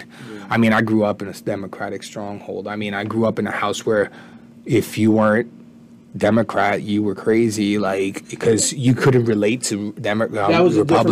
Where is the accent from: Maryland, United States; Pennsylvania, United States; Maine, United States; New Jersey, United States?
New Jersey, United States; Jersey City; also born or lived in Puerto Rico / Brooklyn, New York City / Newark; I grew up for the most part in Jersey City, lived in Newark.